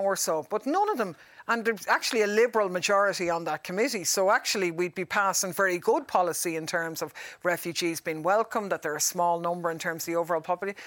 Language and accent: English; Ireland; we're Irish